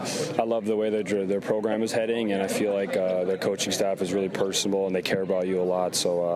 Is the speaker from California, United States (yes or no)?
no; Fargo, North Dakota, United States; born or raised there